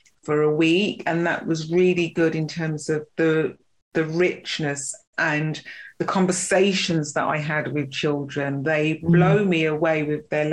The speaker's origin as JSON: {"language": "English", "region": "London", "country": "United Kingdom", "tie": "born or raised there", "said": "little girl growing up in Notting Hill, stones throw away from Grenfell"}